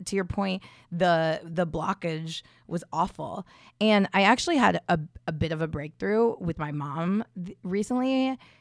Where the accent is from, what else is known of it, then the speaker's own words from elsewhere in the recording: Indiana, United States; I'm from Indiana, I grew up there